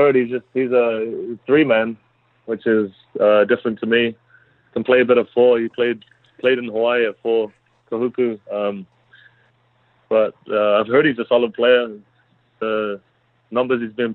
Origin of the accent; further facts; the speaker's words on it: Auckland, New Zealand; moved away as an adult; now in Germany; I'm from Auckland